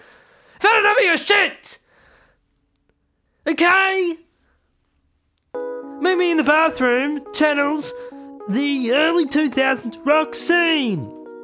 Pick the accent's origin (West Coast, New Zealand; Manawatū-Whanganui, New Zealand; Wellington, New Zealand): Wellington, New Zealand; I'm from the Zeal, as we call it, New Zealand. I grew up in Wellington, but I also have my British citizenship, so that's why the accent is a bit varied.